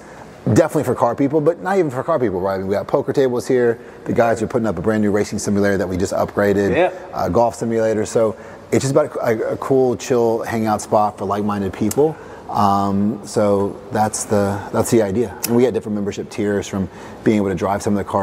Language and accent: English; Bardstown, Kentucky, United States; moved away as an adult; also born or lived in Rhode Island / Boston / New York; I grew up in Bardstown, Kentucky, about an hour away from here.